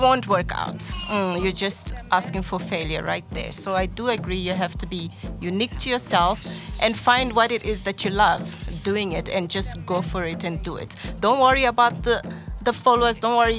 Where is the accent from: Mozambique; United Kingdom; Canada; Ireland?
Mozambique; now in South Africa; from Mozambique, mm. and I'm here in South Africa